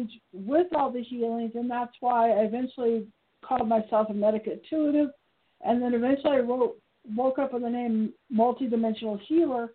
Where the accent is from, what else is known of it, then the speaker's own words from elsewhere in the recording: Piedmont, California, United States; now in Reno, United States; I was brought up in Piedmont, California